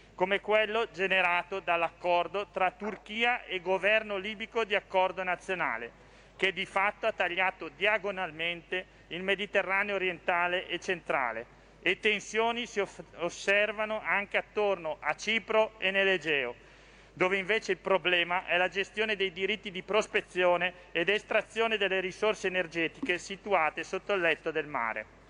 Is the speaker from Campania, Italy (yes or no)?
no; Lombardy, Italy; Io sono lombardo